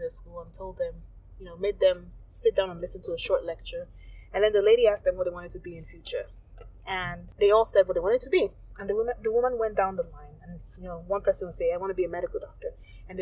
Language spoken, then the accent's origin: English; Nigeria; moved away as an adult; as an African growing up in Nigeria